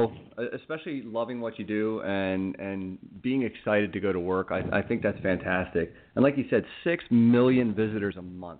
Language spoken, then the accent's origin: English; Reading, Pennsylvania, United States; You know, I'm actually from Reading, and I know you're up in the Bethlehem area, so we're not that far apart.